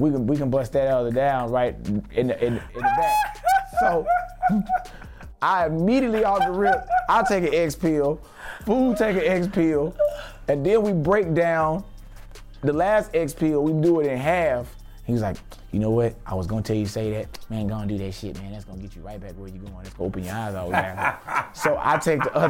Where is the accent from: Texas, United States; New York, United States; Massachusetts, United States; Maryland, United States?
Texas, United States; Houston; I'm from Houston